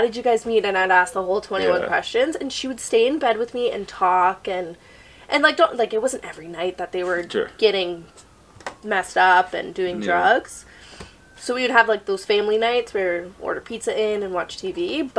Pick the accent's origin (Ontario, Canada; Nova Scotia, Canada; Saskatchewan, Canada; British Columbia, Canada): Nova Scotia, Canada; born there; Because I was born in Nova Scotia.